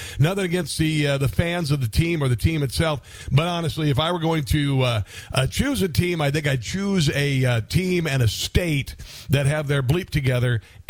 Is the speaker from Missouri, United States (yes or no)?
no; Omaha, Nebraska, United States; I've always kind of had an allegiance to the Kansas City Chiefs because I'm from the Midwest, right out of Omaha